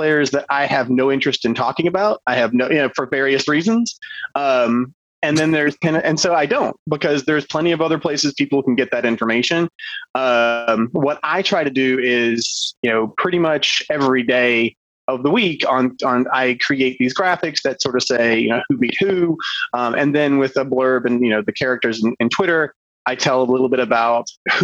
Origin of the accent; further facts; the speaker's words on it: Georgia, United States; I grew up in Georgia